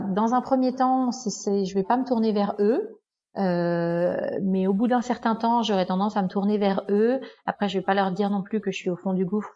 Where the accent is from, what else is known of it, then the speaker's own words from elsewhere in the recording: France; moved away as an adult; also born or lived in Canada / United States; ça fait quand même près de huit ans que j'ai quitté la France